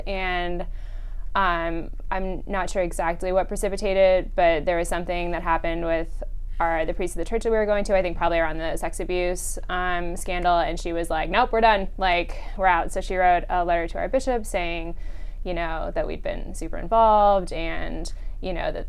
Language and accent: English; Everett, Washington, United States; also born or lived in Chandler, Arizona; now in Washington, D.C., United States; So I was born in Arizona at Chandler, fairly close to Phoenix, but I moved to Washington State when I was about 8 years old. So I'd say that I grew up in Everett, Washington, which is about 30 miles north of Seattle.